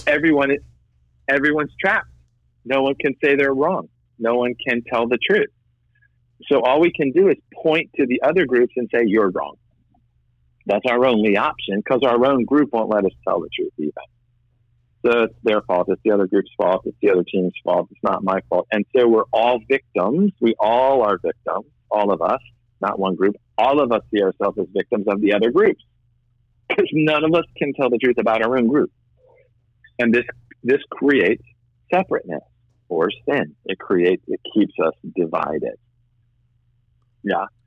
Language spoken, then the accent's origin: English; Boston, Massachusetts, United States; I'm white Irish Catholic from Boston